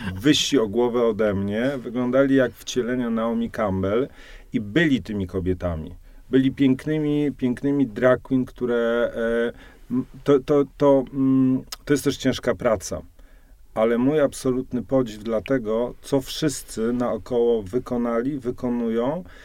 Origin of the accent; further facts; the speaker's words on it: Silesian Voivodeship, Poland; now in Warsaw, Poland; Ja jestem krawcem ze Śląska